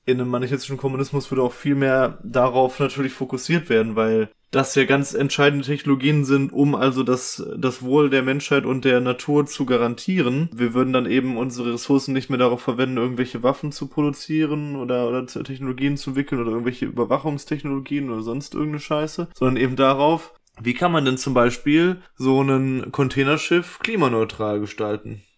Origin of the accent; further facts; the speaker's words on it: Ruhr area, North Rhine-Westphalia, Germany; bei uns im Ruhrgebiet